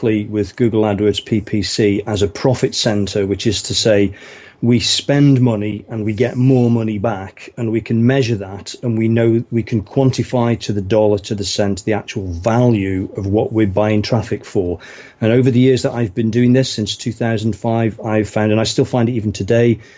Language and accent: English; United Kingdom; now in Windsor, United Kingdom; Originally from sort of the Midlands in England, which is kind of up north from here.